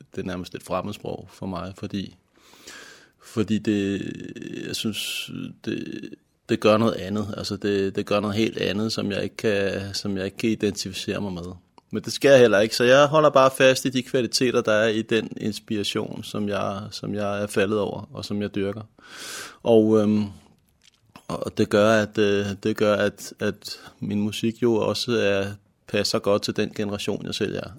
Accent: Helsingør, Capital Region of Denmark, Denmark; also born or lived in Nørrebro, Copenhagen; jeg er født på Nørrebro i København, og boede i København til jeg var syv år gammel, og så flyttede familien og tog mig med heldigvis til Helsingør i nitten halvfjerds, hvor jeg så har huset her siden

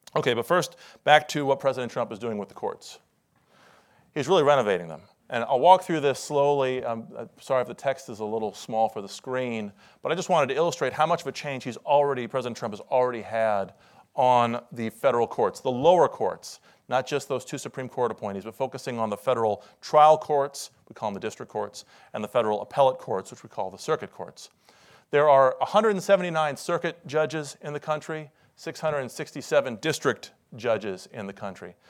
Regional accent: Iowa, United States; now in Washington, D.C., United States; I'm originally from Iowa, where in the last few weeks they've gotten twenty-six inches of snow.

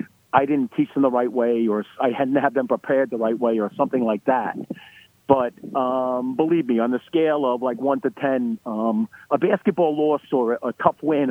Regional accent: New York City, New York, United States; I grew up in Brooklyn

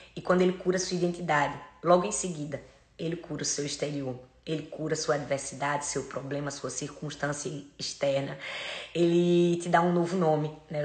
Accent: Northeast Region, Brazil; eu sou nordestina

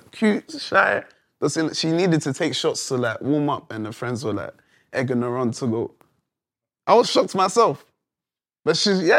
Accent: London, United Kingdom; I came from London. Coming to America, this is like, wow, for any Londoner to come to America and just turn up with you guys.

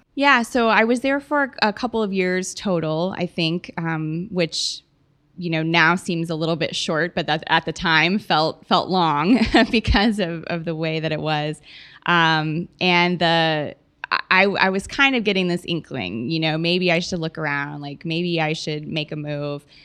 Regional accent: Oklahoma, United States; moved away as an adult; now in Texas, United States; I'm from Oklahoma originally. I've been in Texas, um, for about nine years now, plus four years from college

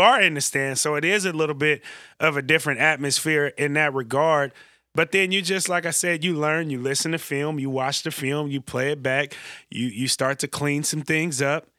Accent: the Bay Area, California, United States; I grew up in the Bay

